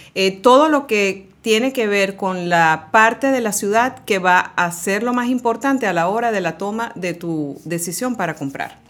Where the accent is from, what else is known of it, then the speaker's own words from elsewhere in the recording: Caracas, Capital District, Venezuela; moved away as an adult; now in Miami, United States; yo eh, viví y nací en Caracas, Venezuela.